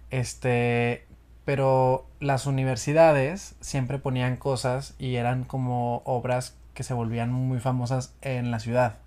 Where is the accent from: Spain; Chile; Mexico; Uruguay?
Mexico; Monterrey, Nuevo León; moved away; also born or lived in Mexico City; soy de Monterrey, me, mudé a Ciudad de México en el 2013